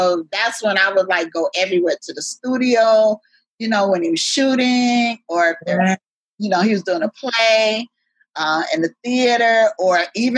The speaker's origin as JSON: {"language": "English", "town": "Altadena", "region": "California", "country": "United States", "tie": "born or raised there", "moved": "yes", "lives_now": "Brooklyn, United States", "said": "I grew up in Altadena, California. And it was very, very free. We didn't lock our doors or nothing like that."}